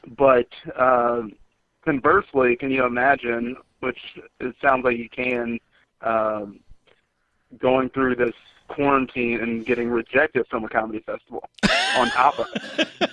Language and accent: English; Indianapolis, Indiana, United States; moved away as an adult; also born or lived in New York; I came back to do it in my hometown